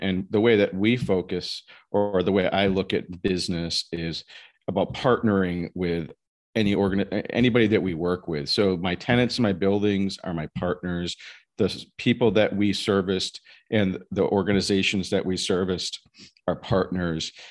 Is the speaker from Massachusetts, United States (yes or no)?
yes; Massachusetts, United States; also born or lived in New Jersey / Simsbury, Connecticut; I'm from Massachusetts originally.